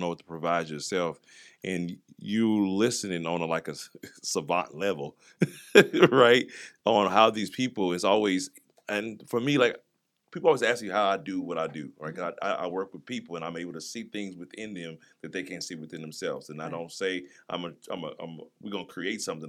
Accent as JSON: {"language": "English", "town": "East St. Louis", "region": "Illinois", "country": "United States", "tie": "born or raised there", "also_born_or_lived": "Kansas City", "moved": "yes", "lives_now": "Jacksonville, United States", "said": "I grew up in East St. Louis and, mm-hmm. and Kansas City"}